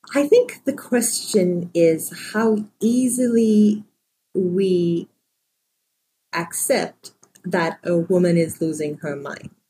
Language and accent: English; Sri Lanka; moved away; also born or lived in San Francisco; I grew up in Sri Lanka